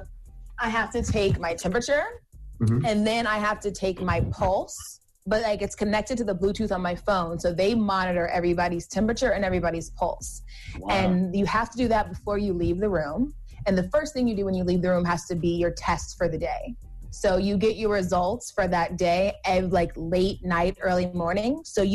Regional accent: Georgia, United States; I'm from Georgia.

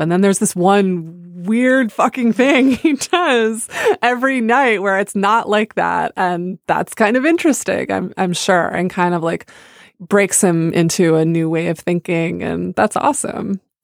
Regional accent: United States; I grew up near the Canadian border

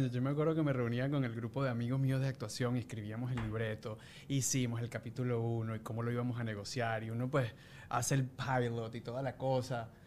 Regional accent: Venezuela; los venezolanos tenemos un como un humor bien bien particular

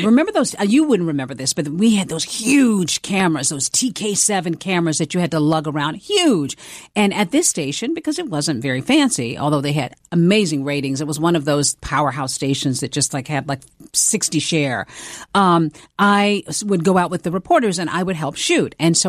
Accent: the South, United States; accent: Southern; I just was determined to like lose my Southern accent. So I worked on that myself.

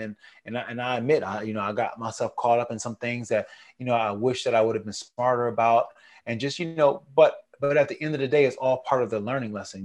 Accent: Niagara Falls, New York, United States; moved away; I'm a Niagara Falls boy, man. I'm from Niagara Falls, New York

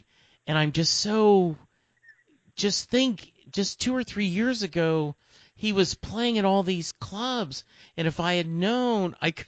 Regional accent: Lake Charles, Louisiana, United States; now in Dallas, United States; I grew up in Lake Charles, Louisiana. That's 3 hours away from Houston. I graduated high school in 77.

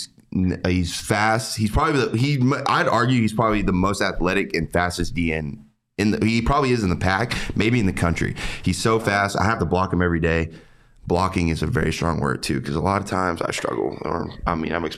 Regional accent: Gruver, Texas, United States; I live in a really small town. And if you zoom out on the map of Gruber, Texas

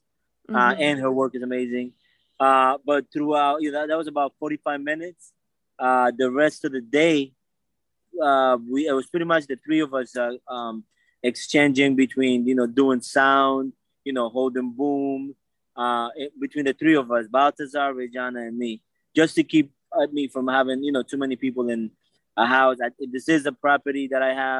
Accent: Bridgeport, Connecticut, United States; I am from Bridgeport

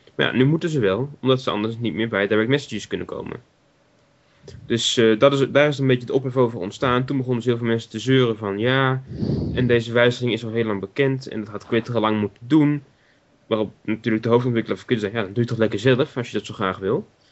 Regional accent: Netherlands; we als Nederlanders

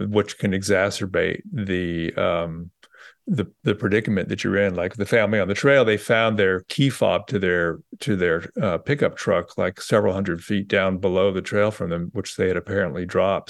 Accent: Bay Area, California, United States; moved away; also born or lived in New York; I grew up in the Bay Area

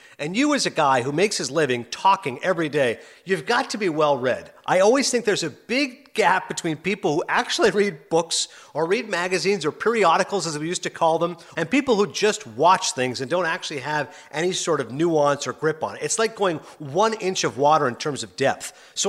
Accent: Ontario, Canada; also born or lived in Toronto / Kingston / Morven; I was born in Toronto, which, as you know, is a major city. But then I grew up as a small kid. I was 6 years old. We moved to a small town called Kingston, which is about 100,000 population. 6 to 11, lived in a couple of different houses, and then moved to Morven, Ontario. Morven, population 500.

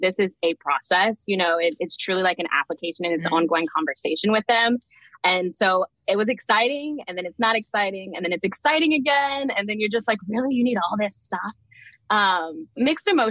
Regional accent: Houston, Texas, United States; now in Atlanta, United States; I'm currently in Atlanta, Georgia, but I am born and raised in Houston, Texas

